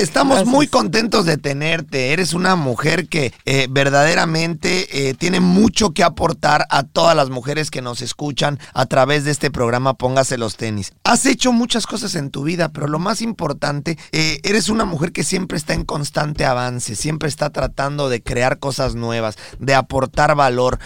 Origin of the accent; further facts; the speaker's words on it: Mexico; nosotros somos mexicanos de nacimiento